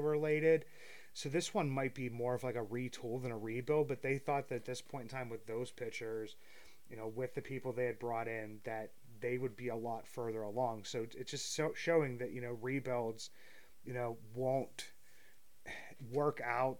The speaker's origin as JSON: {"language": "English", "town": "Apollo", "region": "Pennsylvania", "country": "United States", "said": "I'm from Apollo, Pennsylvania."}